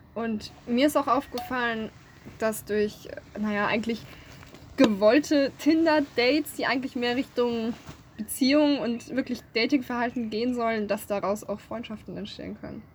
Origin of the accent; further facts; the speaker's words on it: Speyer, Rhineland-Palatinate, Germany; moved away as an adult; now in Marburg, Germany; Ich komme aus dem guten alten Speyer, ähm, Rheinland-Pfalz gute Saufkultur